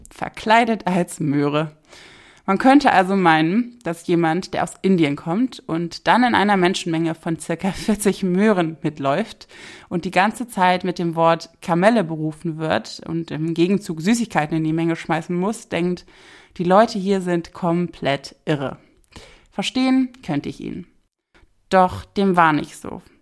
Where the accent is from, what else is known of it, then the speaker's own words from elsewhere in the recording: Rhineland, Germany; Für einen kurzen Moment war ich als Rheinländerin ein klein wenig stolz